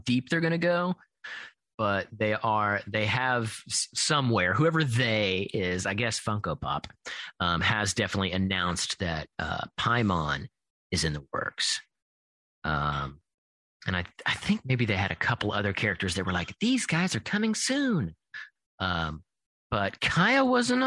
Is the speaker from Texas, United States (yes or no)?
no; Kentucky, United States; moved away; I'm originally from Kentucky